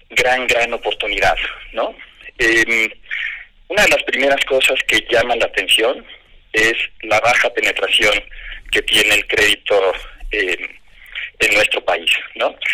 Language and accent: Spanish; Mexico; soy mexicano, orgulloso por nacimiento, casado hace 25 años, padre de tres adolescentes